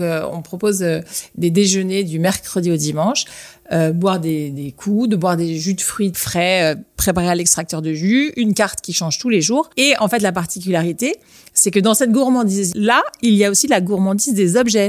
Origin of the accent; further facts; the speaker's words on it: Lyon, Auvergne-Rhône-Alpes, France; moved away as an adult; also born or lived in Paris; now in Perche, France; nous, on est lyonnais avec Jacques. Et à Lyon, on a, un lieu familial dans le Beaujolais